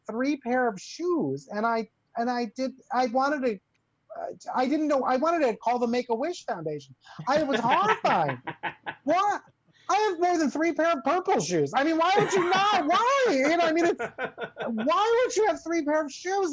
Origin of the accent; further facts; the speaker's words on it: New Jersey, United States; growing up in New Jersey in the 60s and 70s